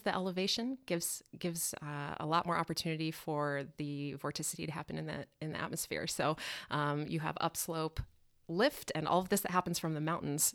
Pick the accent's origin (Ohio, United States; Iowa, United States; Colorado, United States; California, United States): Colorado, United States; Denver; moved away as an adult; now in Milwaukee, United States; I'm originally from Denver